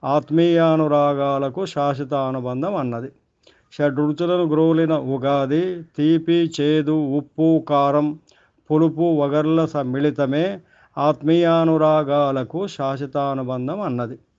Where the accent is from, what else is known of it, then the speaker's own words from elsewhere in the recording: Jangaon, Telangana, India; మా ఊరు జనగామ